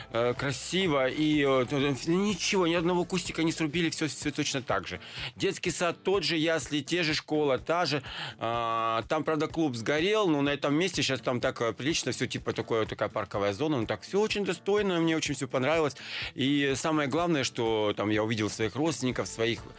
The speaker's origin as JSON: {"language": "Russian", "town": "Kultuk", "region": "Irkutsk Oblast", "country": "Russia", "tie": "born there", "said": "А, ну, это такой горо- городок Следянка, а есть возле Следянки есть Култук. Я там родился"}